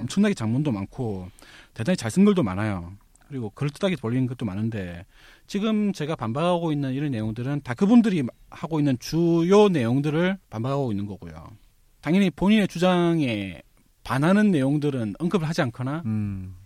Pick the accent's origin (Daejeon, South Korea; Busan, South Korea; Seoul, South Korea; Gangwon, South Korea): Busan, South Korea; 사실 저 스스로도 부산 출신인데